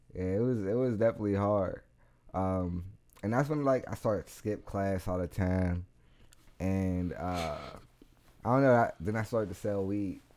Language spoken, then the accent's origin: English; United States; I'm from Garfield